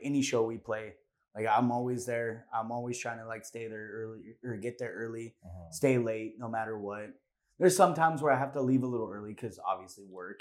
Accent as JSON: {"language": "English", "area": "Orange County", "region": "California", "country": "United States", "said": "Orange County, we're from Orange County."}